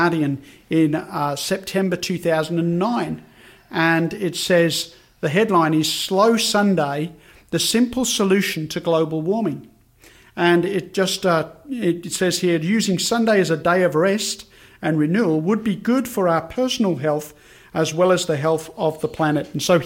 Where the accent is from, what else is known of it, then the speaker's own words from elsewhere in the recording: Birmingham, West Midlands, United Kingdom; now in Australia; growing up in Birmingham in the UK